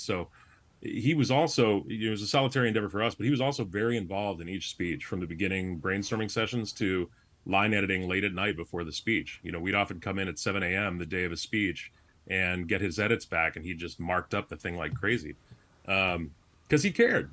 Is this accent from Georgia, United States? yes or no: no; Chicago, Illinois, United States; moved away as an adult; also born or lived in Massachusetts; I'm a Chicagoan